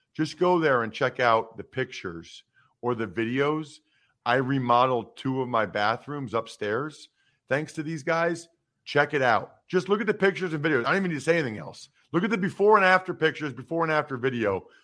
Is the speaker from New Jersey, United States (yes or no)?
no; outside of Philadelphia, Pennsylvania, United States; I grew up outside of Philly